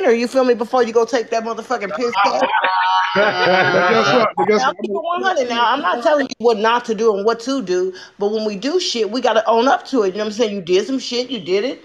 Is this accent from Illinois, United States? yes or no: yes; Chicago, Illinois, United States; I'm straight from the Chi-Town. 59th Union. You feel me? I'm a Southside bitch. You feel me? I'm good where we all grew up